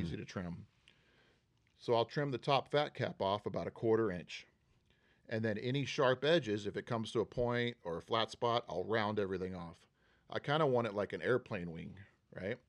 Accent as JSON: {"language": "English", "town": "Huntsville", "region": "Texas", "country": "United States", "tie": "born or raised there", "also_born_or_lived": "Houston, Texas", "moved": "as an adult", "lives_now": "Manhattan Beach, United States", "said": "I was born in Houston, but raised in a town called Huntsville"}